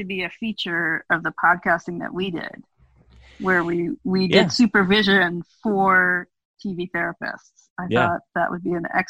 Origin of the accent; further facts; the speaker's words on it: California, United States; Judaism, at least the way that I grew up in Jewish renewal, very specifically Northern California Jewish renewal